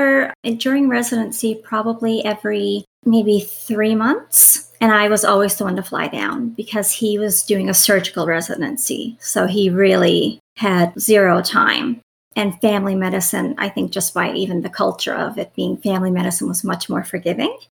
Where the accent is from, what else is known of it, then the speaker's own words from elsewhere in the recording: Newfoundland and Labrador, Canada; I'm Canadian, I'm from Newfoundland. Typically, people from Newfoundland stay in Newfoundland, like we don't leave